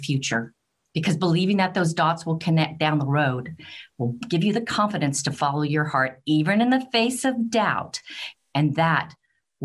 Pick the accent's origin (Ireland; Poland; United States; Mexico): United States; moved away as an adult; also born or lived in United Kingdom; my accent will tell you that I am from the United States